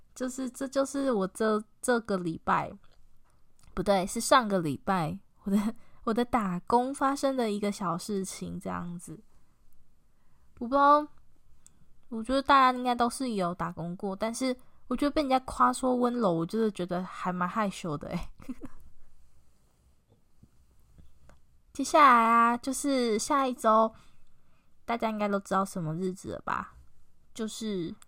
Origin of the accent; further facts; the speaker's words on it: Taiwan; accent: Taiwanese Mandarin (台灣國語); 算台湾国语吗？的那种感觉很严重